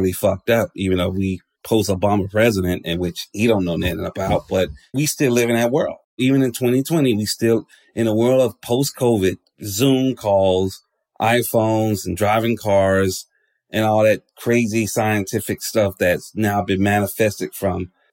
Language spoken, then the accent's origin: English; Atlanta, Georgia, United States; I'm from Georgia. And the reality of it is, even living in a place like Atlanta, which is predominantly black